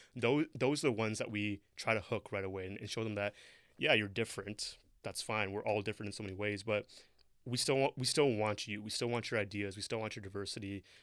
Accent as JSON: {"language": "English", "town": "Toronto", "region": "Ontario", "country": "Canada", "tie": "born or raised there", "second_language": "English", "moved": "as an adult", "lives_now": "Brampton, Canada", "said": "I grew up in Toronto from, from age, like, two to, uh, to eighteen"}